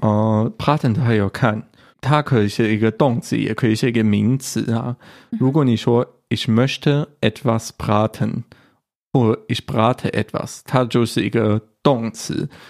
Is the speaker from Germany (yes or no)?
yes; Germany; 我们德国人